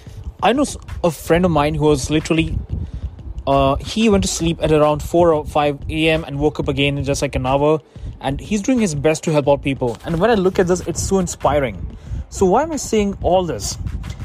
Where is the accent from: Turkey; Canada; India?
India; now in United States; I'm an Indian citizen myself. I am from India, but I don't live in India. I live in the US